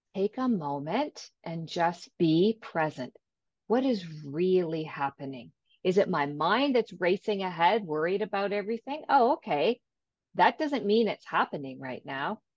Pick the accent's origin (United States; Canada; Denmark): Canada; Ontario; from Ontario, Canada